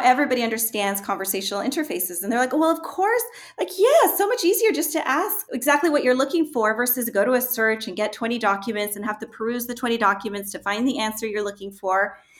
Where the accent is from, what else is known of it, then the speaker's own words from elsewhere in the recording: Chile; also born or lived in Argentina; growing up in Chile during the Pinochet regime, for example, and understanding what it is like to live in a dictatorship.